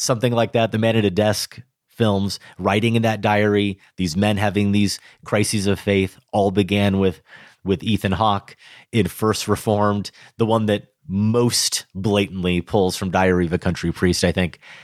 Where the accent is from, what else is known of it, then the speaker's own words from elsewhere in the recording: Grinnell, Iowa, United States; Growing up in Grinnell